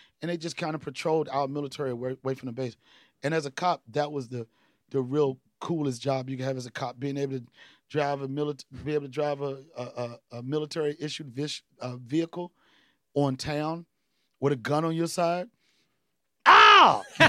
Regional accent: Washington, District of Columbia, United States; also born or lived in Alexandria, Virginia / Kunsan, South Korea; Washington, D.C., by way of Alexandria, Virginia.

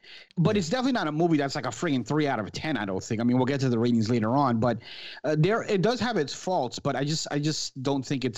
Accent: Florida, United States; She's also from Fort Lauderdale, which is like 20 minutes from where I grew up in Florida here.

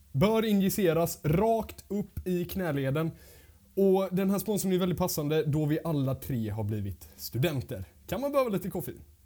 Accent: Gothenburg, Västra Götaland, Sweden; now in Linköping, Sweden; jag kommer faktiskt från Göteborg

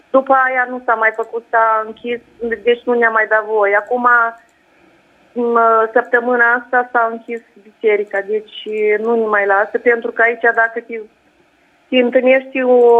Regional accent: Iași, Iași County, Romania; Da, și eu mă bucur că am reușit să intru direct cu dumneavoastră, eu sunt chiar din Iași.

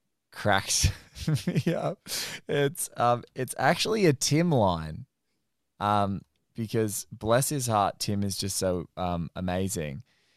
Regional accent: Australia; That's the first time I'd heard shake and bake as an Australian.

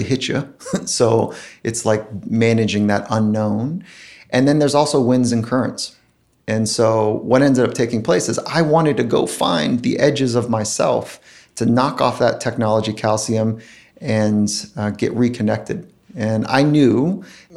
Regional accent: Southern California, United States; I grew up surfing in Southern California

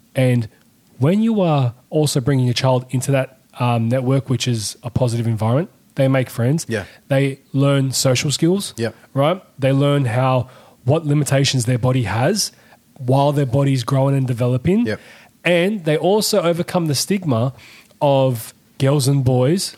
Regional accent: Sydney, New South Wales, Australia; We know what exactly it was growing up in Sydney

